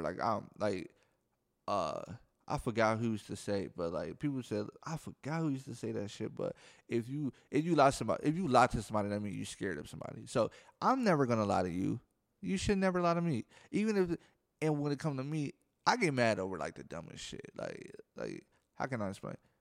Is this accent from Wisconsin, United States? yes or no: yes; Milwaukee, Wisconsin, United States; I'm from Milwaukee, Wisconsin, so if I say jack, that mean I'm ly-, I'm, I'm saying people lying.